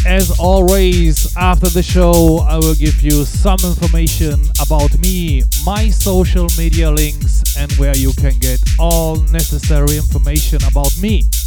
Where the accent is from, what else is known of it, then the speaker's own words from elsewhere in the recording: Cologne, North Rhine-Westphalia, Germany; live from my hometown Cologne